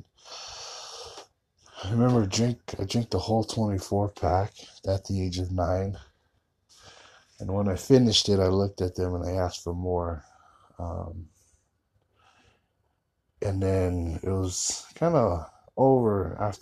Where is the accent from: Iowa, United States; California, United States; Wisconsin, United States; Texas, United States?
California, United States; Fontana; moved away as an adult; now in Utah, United States; I am originally from Southern California, a little city called Fontana. That's where I kind of had to leave it, leave my hometown